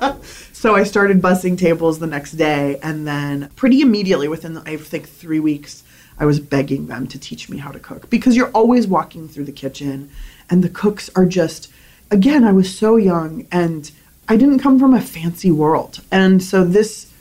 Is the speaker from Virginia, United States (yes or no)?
no; San Diego, California, United States; also born or lived in Berkeley; I grew up in San Diego